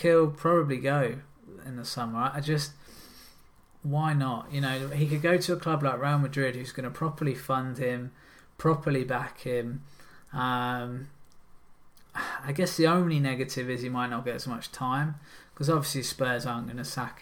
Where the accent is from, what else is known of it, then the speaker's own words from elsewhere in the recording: England, United Kingdom; I am English